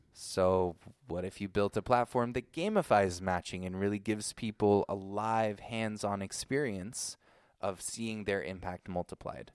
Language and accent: English; Ashland, Oregon, United States; also born or lived in Brooklyn, New York / Guatemala; now in Israel; I was born in New York. Uh, Brooklyn, New York, like most Jews out there. Uh, but when I was about five years old, we moved to Ashland, Oregon